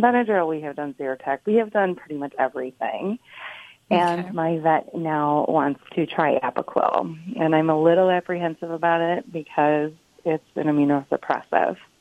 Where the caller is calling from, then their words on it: Buffalo, New York, United States; I am calling from Buffalo, New York